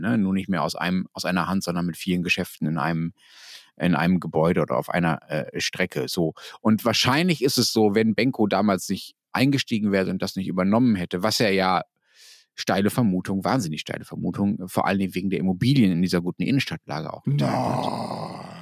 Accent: Dortmund, North Rhine-Westphalia, Germany; moved away; wenn ich als Kind in Dortmund was einkaufen wollte oder als Jugendlicher oder auch später, wenn ich da war

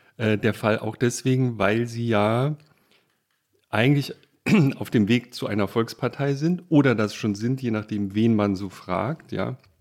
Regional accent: Baden-Württemberg, Germany; moved away; Ich bin in Baden geboren

